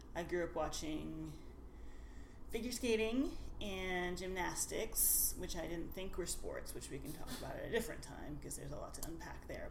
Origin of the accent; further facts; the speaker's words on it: Nashville, Tennessee, United States; moved away as an adult; now in Seattle, United States; I grew up in Nashville, Tennessee, and I uh, wandered around the world for a bit before ending up here